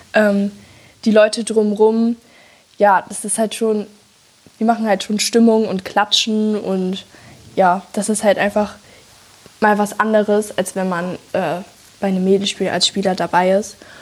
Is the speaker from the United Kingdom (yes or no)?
no; North Rhine-Westphalia, Germany